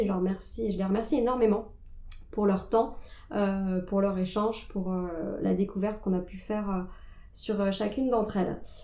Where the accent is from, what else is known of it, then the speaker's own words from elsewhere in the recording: Nantes, Pays de la Loire, France; moved away as an adult; now in Paris, France; je suis originaire de Nantes